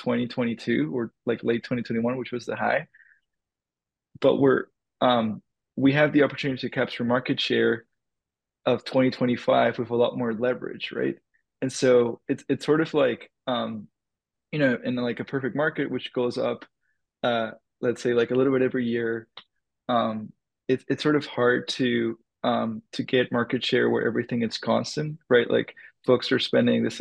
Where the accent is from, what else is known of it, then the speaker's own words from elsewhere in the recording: Dominican Republic; moved away; I grew up in the Dominican Republic